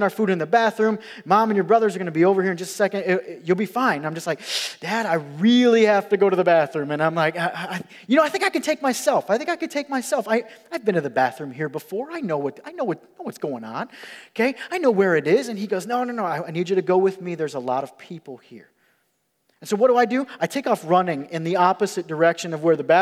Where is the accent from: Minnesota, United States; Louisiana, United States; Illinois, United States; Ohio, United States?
Illinois, United States; Rockford; I grew up in Rockford, Illinois